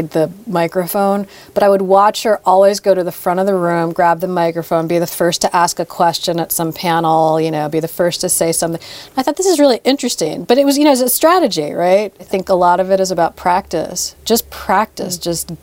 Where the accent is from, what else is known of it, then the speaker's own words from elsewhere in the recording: New York City, New York, United States; growing up in New York City